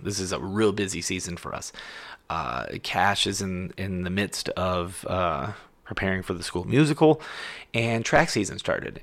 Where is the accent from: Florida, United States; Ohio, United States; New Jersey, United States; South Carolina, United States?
Ohio, United States; my home state of Ohio